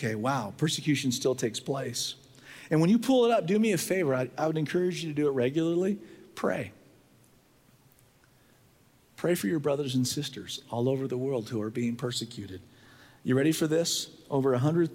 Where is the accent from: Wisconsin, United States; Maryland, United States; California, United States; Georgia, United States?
California, United States; San Diego; I was raised in San Diego